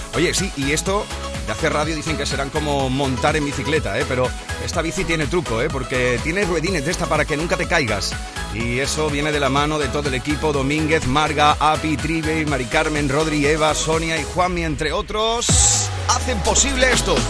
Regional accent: Huelva, Andalusia, Spain; desde Huelva, desde mi tierra

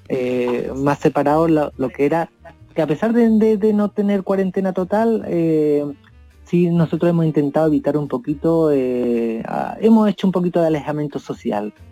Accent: Ardales, Andalusia, Spain; now in Chile; mi pueblo, por Ardales.

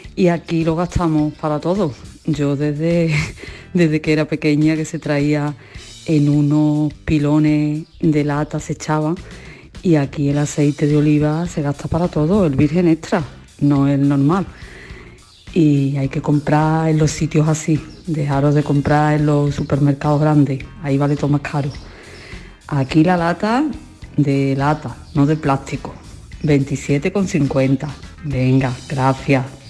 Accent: Aguadulce, Andalusia, Spain; yo soy de Agua Dulce, de Sevilla.

